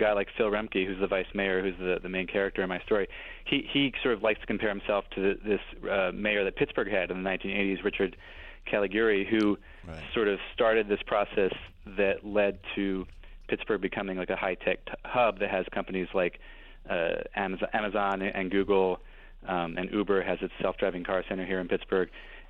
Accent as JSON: {"language": "English", "town": "Brussels", "region": "Brussels-Capital Region", "country": "Belgium", "tie": "born or raised there", "said": "I think I grew up in Belgium, and I think that's a huge difference between Europeans and Americans. And my friends I went to high school with at a Belgian public high school all still live in Brussels."}